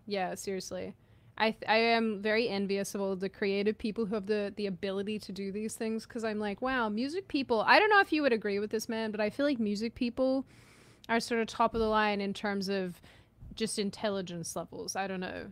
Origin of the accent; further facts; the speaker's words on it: Australia; I'm Australian